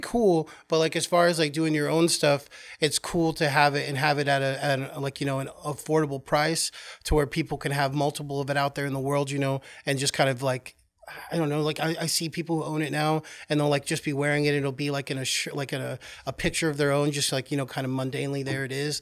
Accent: Oklahoma, United States; moved away as an adult; also born or lived in California; now in New York, United States; I was born in California, and then I, um, moved to Oklahoma at a young age, and then I came here to New York, um, after living in Oklahoma for well over twenty years

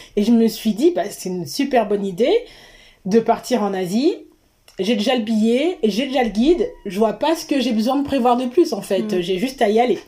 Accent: Seine-et-Marne, Île-de-France, France; also born or lived in Guadeloupe; je viens d'Île-de-France, de Seine-et-Marne particulièrement

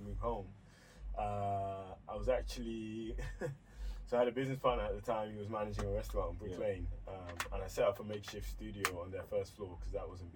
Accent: Philadelphia, Pennsylvania, United States; now in London, United Kingdom; I'm from South Philly

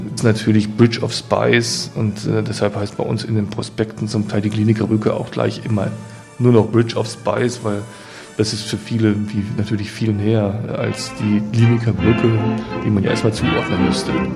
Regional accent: Potsdam, Brandenburg, Germany; als Potsdamer

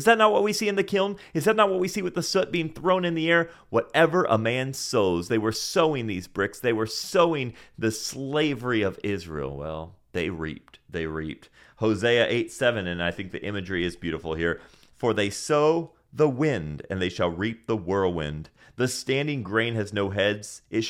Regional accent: Senegal; See, I grew up again in Senegal, West Africa, and in Senegal we use this, which is called a mortar and a pestle.

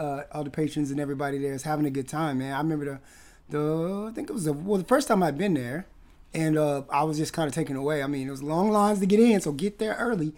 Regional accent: Palm Springs, California, United States; born or raised there; also born or lived in Wisconsin / Los Angeles; now in Vancouver, Canada

